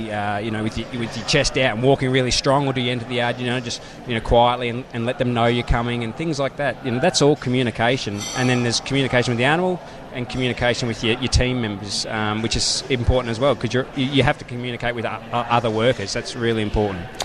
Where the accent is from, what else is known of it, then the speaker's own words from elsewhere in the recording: Victoria, Australia; I'm from Victoria.